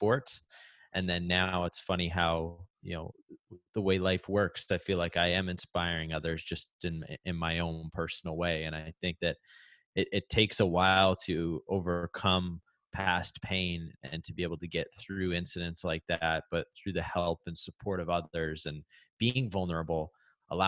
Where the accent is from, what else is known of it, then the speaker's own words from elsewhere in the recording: Canada; Growing up in Canada